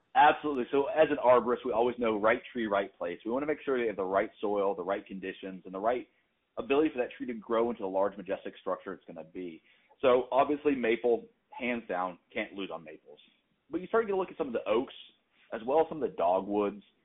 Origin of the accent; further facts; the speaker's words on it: North Carolina, United States; moved away as an adult; now in New England, United States; I'm actually from North Carolina, relocated to New England a few years back